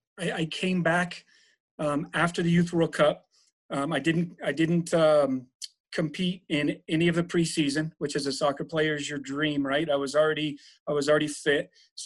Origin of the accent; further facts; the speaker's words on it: suburbs of Los Angeles, Southern California, United States; moved away as an adult; now in Denver, United States; I grew up in Southern California. We kind of grew up in the suburbs of Los Angeles